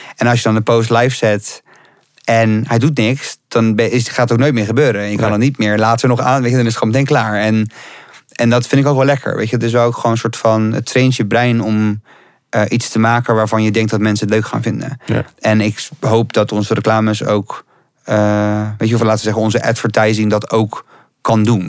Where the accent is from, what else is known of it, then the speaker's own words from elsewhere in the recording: Rotterdam, South Holland, Netherlands; moved away as an adult; now in Amsterdam, Netherlands; ik kom uit Rotterdam, ik woon hier nu ook zes jaar.